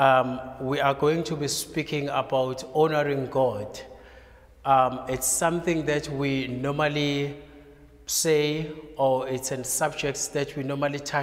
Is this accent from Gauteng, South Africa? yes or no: no; KwaZulu-Natal, South Africa; I'm from KwaZulu-Natal